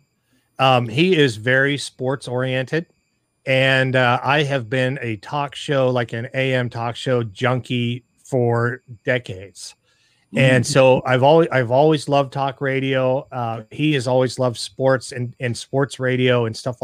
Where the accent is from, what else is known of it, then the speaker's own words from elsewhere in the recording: Pittsburgh, Pennsylvania, United States; moved away; we're originally from Pittsburgh